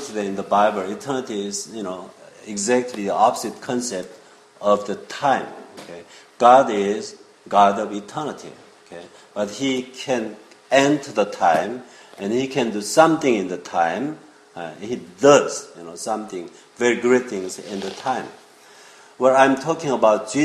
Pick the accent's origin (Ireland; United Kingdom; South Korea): South Korea; English is a second language; moved away as an adult; also born or lived in Israel; now in New York, United States; I was born in Korea as a Korean, and I grew up there